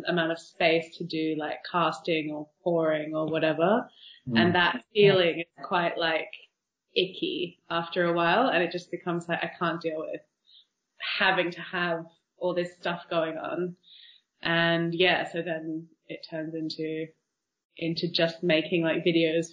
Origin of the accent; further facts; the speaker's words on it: Australia; moved away as an adult; also born or lived in New York / London; now in Barcelona, Spain; I am from Australia, and then I lived in New York for a while, and then came to London to do a master's